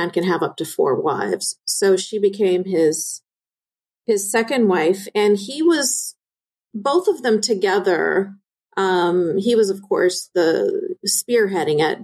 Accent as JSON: {"language": "English", "country": "Canada", "tie": "born or raised there", "said": "I was born and raised in Canada, I lived in a bubble separate from everybody else"}